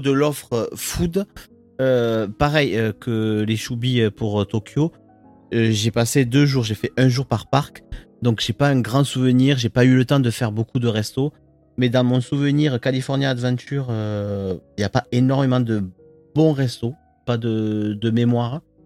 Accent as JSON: {"language": "French", "country": "France", "said": "chez nous, en France, enfin en Europe plus généralement"}